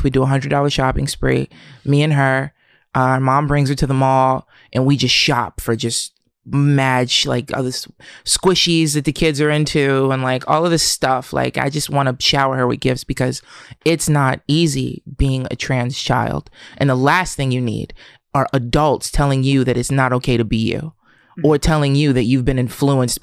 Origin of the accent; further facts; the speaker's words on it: Camden, New Jersey, United States; I'm from Camden